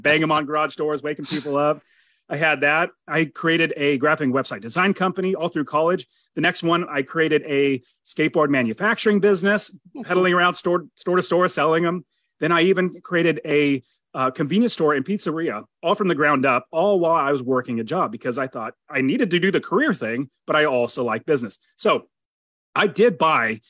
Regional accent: Fresno, California, United States; moved away as an adult; now in Phoenix, United States; I was born in California, Fresno, California, right at the very center, like literally the dead center of California

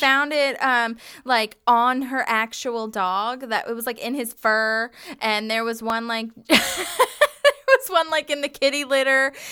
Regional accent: Virginia, United States; I am from Virginia and we have honeysuckle everywhere.

